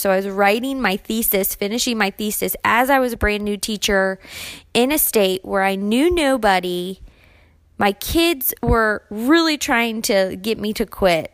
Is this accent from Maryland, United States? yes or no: yes; Maryland, United States; also born or lived in Germany; I spent my entire life growing up in Maryland